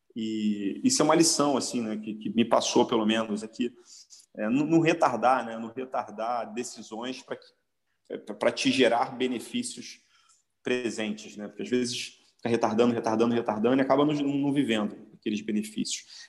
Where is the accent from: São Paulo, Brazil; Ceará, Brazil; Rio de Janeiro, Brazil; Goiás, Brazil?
Rio de Janeiro, Brazil; Eu, como carioca, nascido e criado na, na, na, em Copacabana